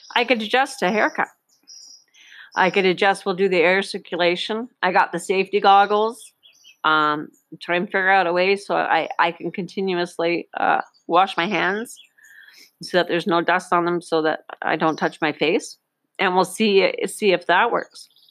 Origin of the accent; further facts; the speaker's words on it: Northern Ontario, Canada; moved away; a little girl growing up in Northern Ontario 50 years ago